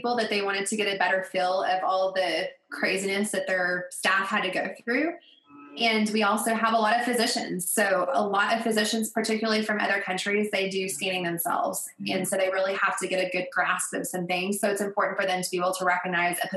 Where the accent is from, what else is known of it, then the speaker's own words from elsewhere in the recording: Colorado, United States; Geographically, I'm from Colorado